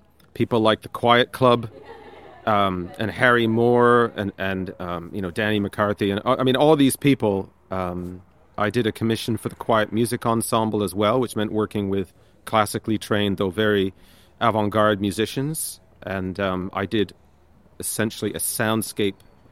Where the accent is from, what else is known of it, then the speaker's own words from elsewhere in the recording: Canada; moved away as an adult; now in Limerick, Ireland; I grew up in Canada, but I've been living 13 years in Limerick